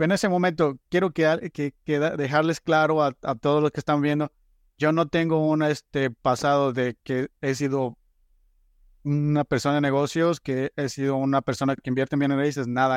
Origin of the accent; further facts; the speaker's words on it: Guatemala; moved away as an adult; soy originario de Guatemala, llegué a este país a finales de 2012